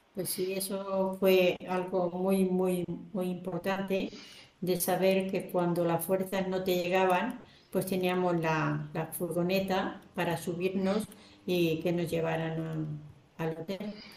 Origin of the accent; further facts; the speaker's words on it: Albacete, Castilla-La Mancha, Spain; yo le dije que era de Albacete